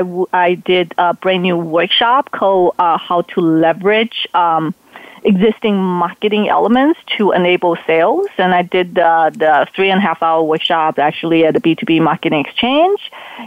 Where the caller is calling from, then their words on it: Portland, Oregon, United States; Oh, I'm calling from Portland, Oregon.